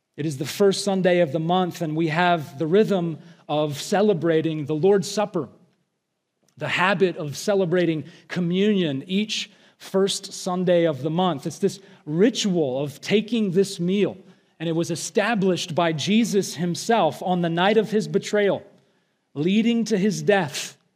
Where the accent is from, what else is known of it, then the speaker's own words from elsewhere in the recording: Alabama, United States; I am from Alabama.